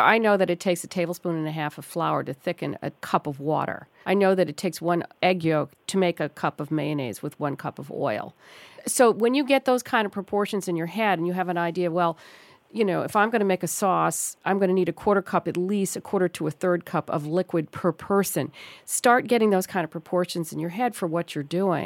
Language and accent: English; New York City, New York, United States; moved away; that's my hometown